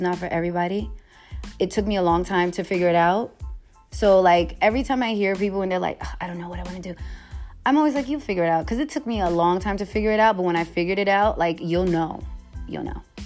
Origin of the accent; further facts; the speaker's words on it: New York City, New York, United States; I'm from the Bronx. What you expect? I'm Puerto Rican and Haitian.